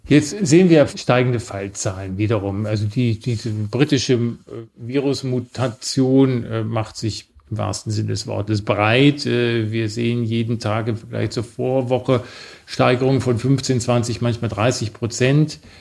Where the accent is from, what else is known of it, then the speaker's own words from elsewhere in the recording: Germany; als Deutsche